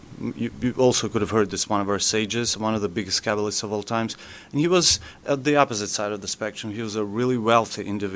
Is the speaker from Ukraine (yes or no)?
yes; Ukraine; English is a second language; I'm from Ukraine, so like English is not my native language.